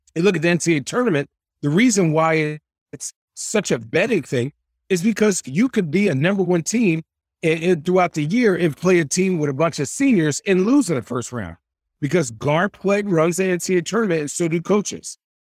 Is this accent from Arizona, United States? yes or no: yes; Phoenix, Arizona, United States; moved away as an adult; now in Oregon, United States; I'm from Phoenix, Arizona